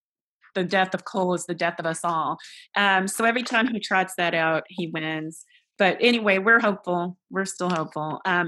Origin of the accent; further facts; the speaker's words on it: Kentucky, United States; I want to stick up for my home state